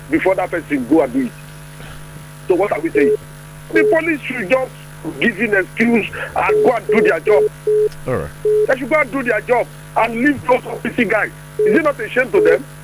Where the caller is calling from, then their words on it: Songo, Nigeria; I'm calling from Songo.